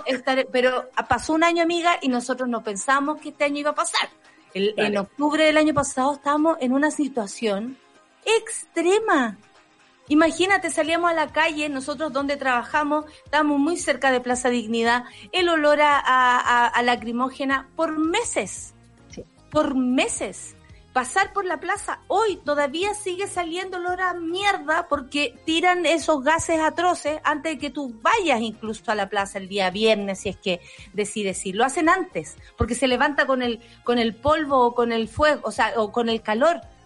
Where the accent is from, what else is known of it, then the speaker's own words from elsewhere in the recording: Chile; como chilena observante